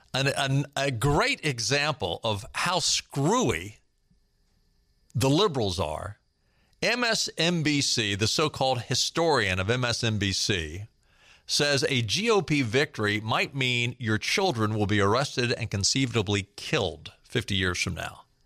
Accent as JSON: {"language": "English", "town": "Baltimore", "region": "Maryland", "country": "United States", "tie": "born or raised there", "said": "I grew up in Baltimore"}